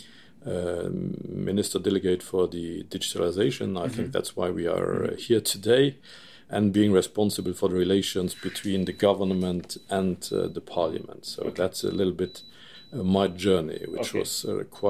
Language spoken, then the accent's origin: English; Useldange, Redange, Luxembourg; I ran for the elections in my hometown, Usseldange